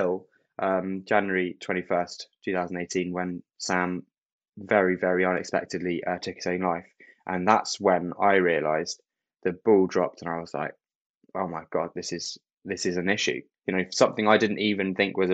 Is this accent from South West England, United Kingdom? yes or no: no; Kent, South East England, United Kingdom; I was born in Kent, which is south of London. It's known as the Garden of England. It's very green. I'm actually there right now.